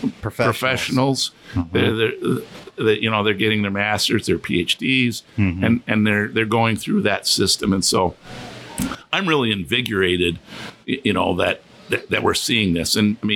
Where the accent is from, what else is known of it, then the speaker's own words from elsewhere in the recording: New York, United States; gee, I'm from New York. I'd never been exposed to this.